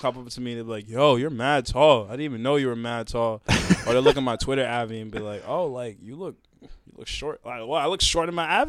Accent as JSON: {"language": "English", "town": "New London", "region": "Connecticut", "country": "United States", "tie": "born or raised there", "also_born_or_lived": "Groton, Connecticut", "moved": "as an adult", "lives_now": "Boston, United States", "said": "I'm like, nah, I came here to live in Boston. I'm helping Boston, but I'm originally from New London, Connecticut, and that's my home."}